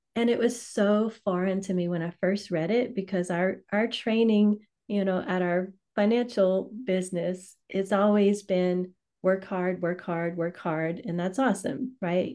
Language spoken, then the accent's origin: English; Louisiana, United States; I'm from Louisiana, so I say right.